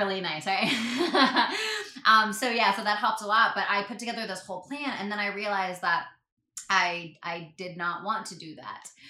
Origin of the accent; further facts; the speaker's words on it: Canada; I'm Canadian